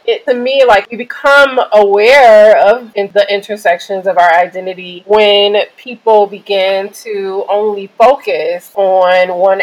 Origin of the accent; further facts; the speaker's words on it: Detroit, Michigan, United States; I am from Detroit